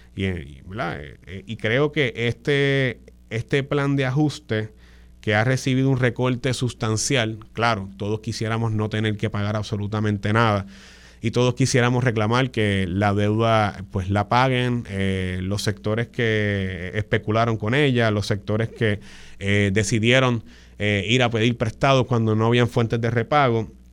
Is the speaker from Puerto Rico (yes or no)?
yes; San Juan, Puerto Rico; en la zona metropolitana de San Juan, de donde yo vengo